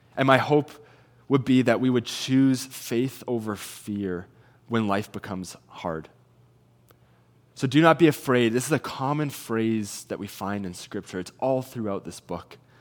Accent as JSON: {"language": "English", "town": "Salmon Arm", "region": "British Columbia", "country": "Canada", "moved": "as an adult", "lives_now": "Kelowna, Canada", "said": "I'm originally from Salmon Arm"}